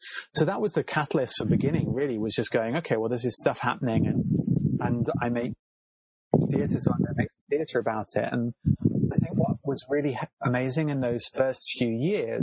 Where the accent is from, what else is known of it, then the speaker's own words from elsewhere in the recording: Cornwall, South West England, United Kingdom; I'm from Cornwall, and the mining industry is a really big feature of Cornish landscape and my growing up